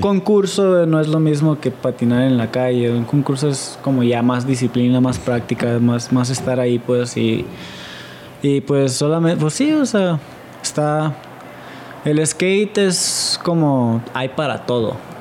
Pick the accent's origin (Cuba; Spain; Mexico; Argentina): Mexico